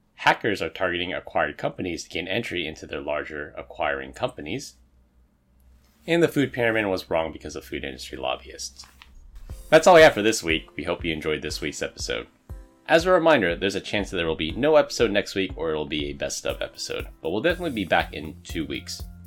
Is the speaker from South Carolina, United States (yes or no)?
no; San Francisco, California, United States; I grew up in San Francisco, and in order to graduate from high school in San Francisco, you had to pass a swim test